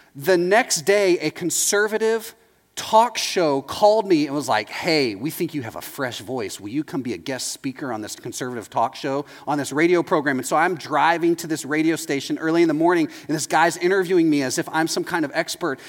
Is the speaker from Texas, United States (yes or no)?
yes; Texas, United States; moved away as an adult; now in Orlando, United States; I'm from Texas.